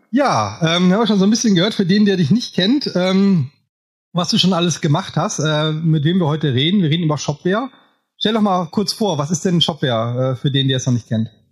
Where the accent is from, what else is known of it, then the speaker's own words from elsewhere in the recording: Münsterland, North Rhine-Westphalia, Germany; Also ich komme ja hier auch aus Münsterland, bin nicht so weit weg von dir